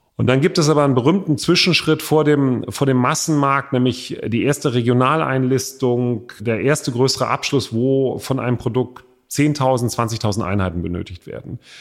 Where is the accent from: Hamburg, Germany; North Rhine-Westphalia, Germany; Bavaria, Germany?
Hamburg, Germany; in meiner Heimatstadt Hamburg